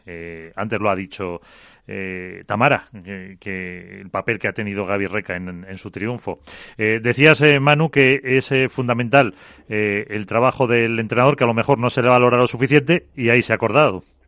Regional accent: Calahorra / Pradejón, La Rioja, Spain; Calahorra Pradejón, por poner equipo de mi pueblo

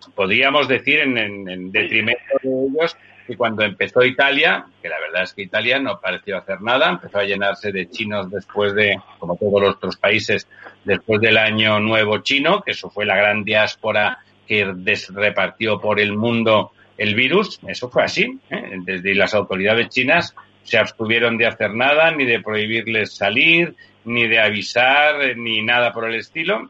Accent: Spain; somos eh, los españoles

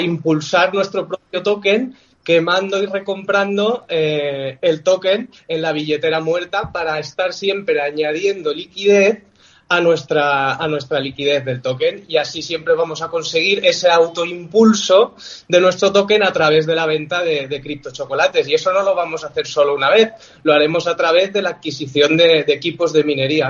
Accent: Villajoyosa, Valencian Community, Spain; somos de aquí de Alicante, de Villajoyosa

